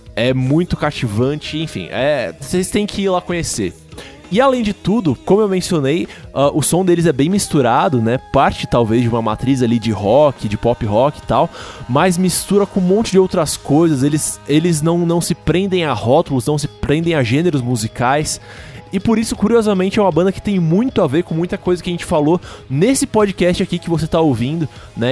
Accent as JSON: {"language": "Portuguese", "region": "São Paulo", "country": "Brazil", "said": "eu sou aqui de São Paulo capital"}